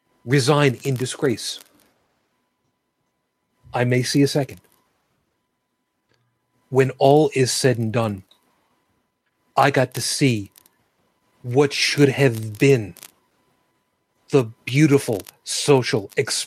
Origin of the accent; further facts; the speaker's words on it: Canada; I am Canadian.